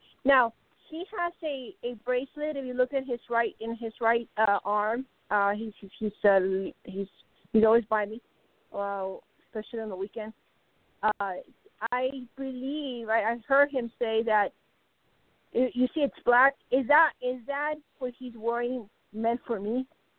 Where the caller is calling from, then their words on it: Arizona, United States; Arizona, and definitely going to check the website.